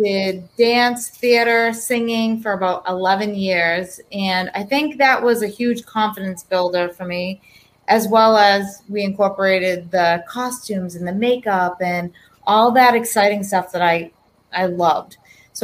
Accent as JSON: {"language": "English", "town": "East Bridgewater", "region": "Massachusetts", "country": "United States", "tie": "born or raised there", "said": "I grew up in East Bridgewater, Massachusetts."}